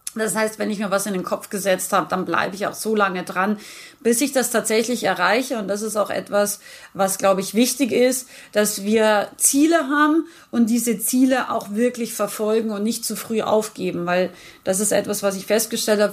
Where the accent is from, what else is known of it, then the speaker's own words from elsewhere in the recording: Rauris, Salzburg, Austria; now in Unterhaching, Germany; ich bin ursprünglich geboren im schönen Österreich. Ich bin sozusagen eine Bergfex, wie wir sagen. Also ich bin ein Bergmensch. Ich bin aus dem Pinzgau, aus Rauris